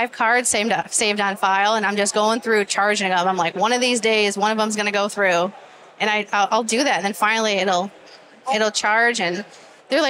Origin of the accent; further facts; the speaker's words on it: Inkster, Michigan, United States; I grew up in Inkster in the ghetto